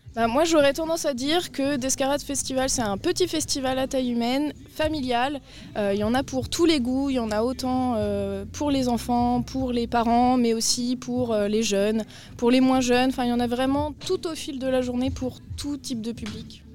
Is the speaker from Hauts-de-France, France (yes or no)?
no; Brittany, France; Moi je suis bretonne.